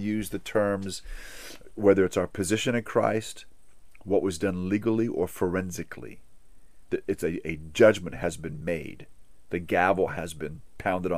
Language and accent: English; Hawaii, United States; I grew up in Hawaii